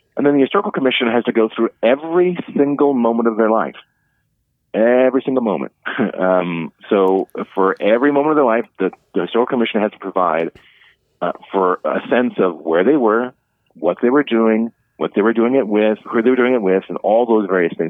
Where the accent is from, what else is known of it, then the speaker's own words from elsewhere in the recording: Cleveland, Ohio, United States; now in Omaha, United States; when I was growing up in Cleveland